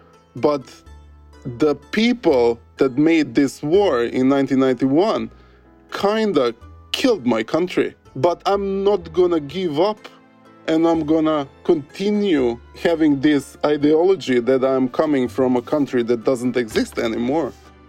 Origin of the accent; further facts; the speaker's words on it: Skopje, North Macedonia; also born or lived in Kavadarci, North Macedonia; now in Norway; I lived in Skopje. Before Skopje, I lived in a small town in the middle of Macedonia called Kavadarci. And I moved to Skopje when I was 7 years old.